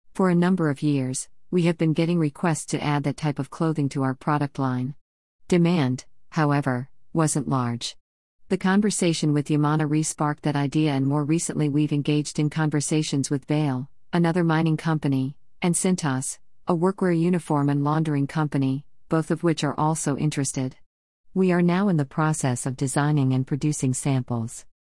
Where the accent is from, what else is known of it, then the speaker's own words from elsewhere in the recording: Sudbury, Ontario, Canada; Growing up in Sudbury, Ontario, mining is all around you